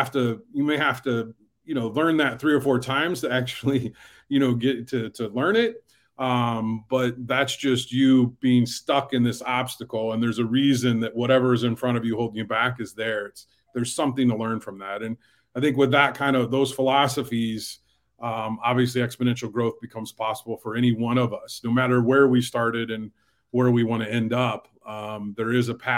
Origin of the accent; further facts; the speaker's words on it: Fort Wayne, Indiana, United States; I grew up in Fort Wayne, Indiana